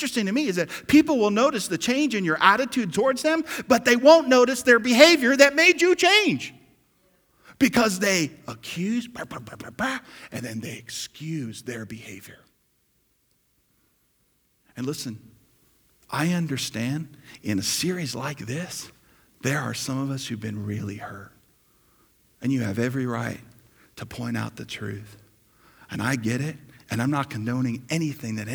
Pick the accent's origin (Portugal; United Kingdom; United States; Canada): United States; New Jersey; I grew up in New Jersey and lived there